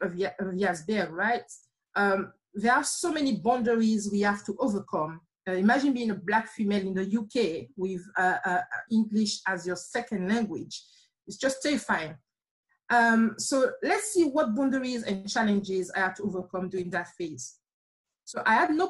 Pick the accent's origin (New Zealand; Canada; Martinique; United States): Martinique; accent: slight accent; moved away as an adult; now in United Kingdom; I'm from a small island called Martinique